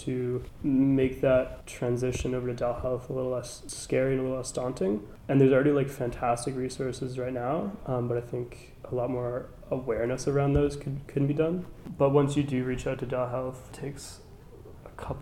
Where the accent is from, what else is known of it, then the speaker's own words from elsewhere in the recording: Halifax, Nova Scotia, Canada; born and raised in Halifax, I came to King's in 2014-15